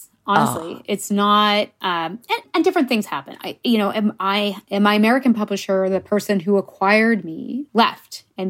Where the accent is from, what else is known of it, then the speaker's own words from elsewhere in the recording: England, United Kingdom; Yeah, I'm English. I mean, I'm bilingual in French, but I don't think or write in French.